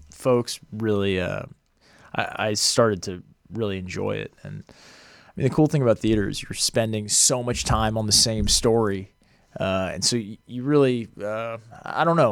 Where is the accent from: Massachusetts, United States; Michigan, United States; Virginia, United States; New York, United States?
Massachusetts, United States; outside of Boston; moved away as an adult; also born or lived in Los Angeles, United States; I grew up outside of Boston